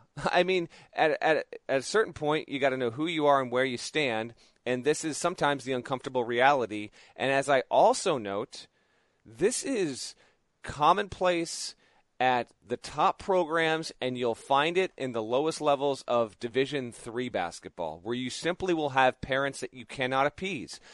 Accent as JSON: {"language": "English", "region": "Connecticut", "country": "United States", "tie": "born or raised there", "said": "up here in my home state of Connecticut"}